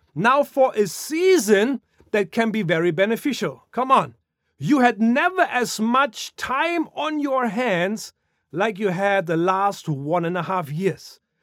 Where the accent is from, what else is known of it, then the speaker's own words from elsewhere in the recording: Germany; moved away; growing up in Germany